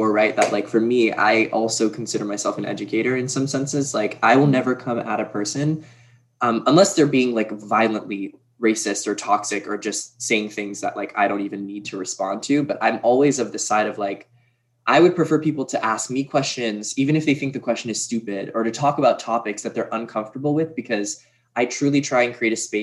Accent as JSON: {"language": "English", "town": "Brookline", "region": "Massachusetts", "country": "United States", "tie": "born or raised there", "moved": "as an adult", "lives_now": "New York, United States", "said": "Born and raised Boston, Massachusetts, in Brookline. And then I moved to New York like four years ago after I graduated"}